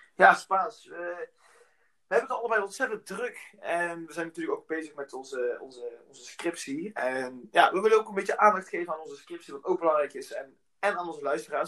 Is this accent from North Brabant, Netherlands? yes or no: yes; North Brabant, Netherlands; ik kom zelf uit Brabant